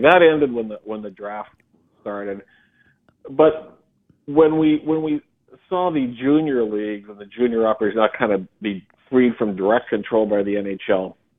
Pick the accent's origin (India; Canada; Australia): Canada; Regina, Saskatchewan; being drafted by my hometown team, the Regina Pats